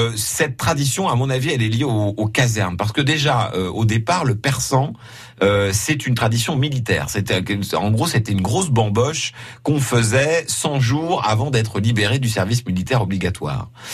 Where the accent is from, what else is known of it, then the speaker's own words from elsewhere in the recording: Lorraine, Grand Est, France; chez nous en Lorraine